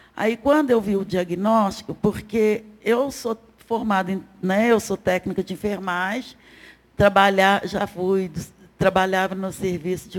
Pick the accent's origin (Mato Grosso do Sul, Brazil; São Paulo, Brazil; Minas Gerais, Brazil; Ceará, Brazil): Minas Gerais, Brazil; Belo Horizonte; Eu sou de Belo Horizonte, nascida e criada aqui